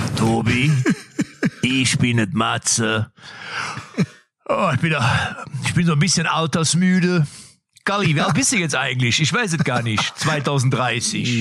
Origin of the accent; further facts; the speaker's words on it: Lippstadt, North Rhine-Westphalia, Germany; ich komme ja aus Lippstadt